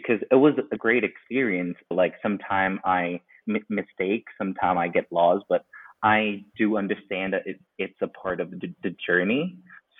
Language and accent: English; Thailand; also born or lived in Milan; I was born and raised here in Thailand